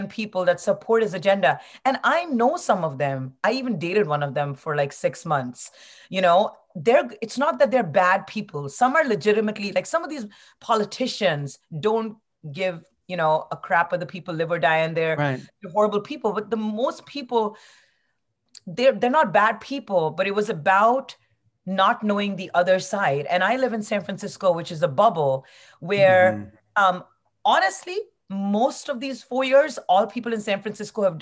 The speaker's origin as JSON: {"language": "English", "country": "India", "moved": "yes", "said": "my home country is India"}